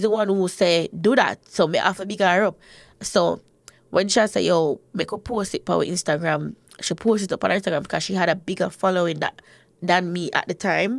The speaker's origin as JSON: {"language": "English", "town": "Portmore", "region": "Saint Catherine", "country": "Jamaica", "tie": "born or raised there", "said": "I grew up in Portmore"}